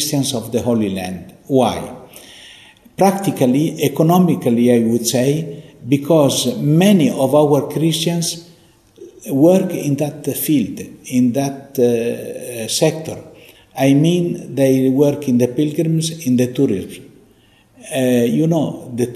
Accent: Italy; English is a second language; also born or lived in Beit Jala / Nazareth; now in Jerusalem; I was born in Italy. I am Italian from my birth

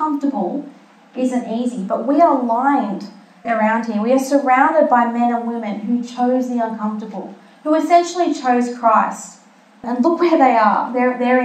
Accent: Malta; I'm from Malta, and I've been to the festa of St. Lawrence, which is where my grandfather's from, that village.

